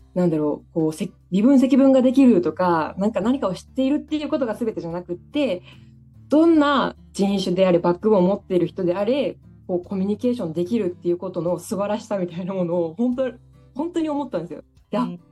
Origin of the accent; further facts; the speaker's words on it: Daito, Osaka, Japan; 私の実家が今大東市にあるんですけど